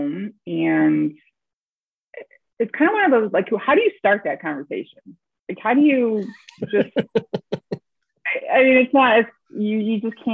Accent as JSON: {"language": "English", "region": "upstate New York", "country": "United States", "tie": "born or raised there"}